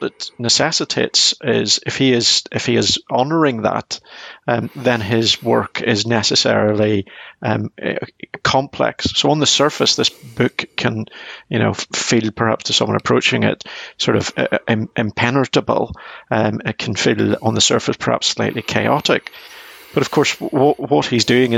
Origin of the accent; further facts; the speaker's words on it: Northern Ireland, United Kingdom; I growing up in Northern Ireland during the Troubles